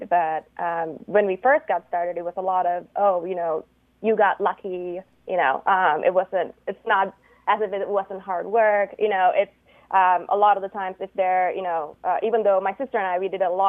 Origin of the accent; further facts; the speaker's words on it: Canada; I'm actually from Canada.